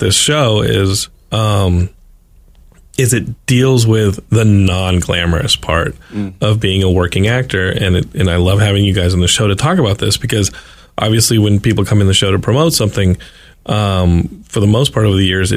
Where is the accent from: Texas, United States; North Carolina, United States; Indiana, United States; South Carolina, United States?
Texas, United States; Austin; now in Los Angeles, United States; my hometown of Austin, Texas